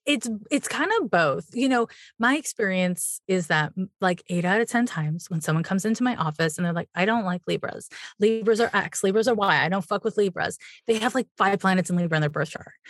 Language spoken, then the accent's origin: English; Montreal, Quebec, Canada; I'm from Montreal, Quebec